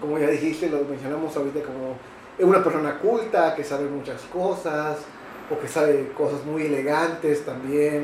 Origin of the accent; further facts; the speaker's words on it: Yucatán, Mexico; yo, como yucateco